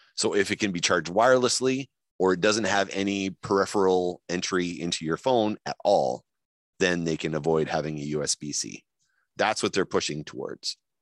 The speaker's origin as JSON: {"language": "English", "town": "Winnipeg", "region": "Manitoba", "country": "Canada", "accent": "Winnipeg", "said": "my Winnipeg accent"}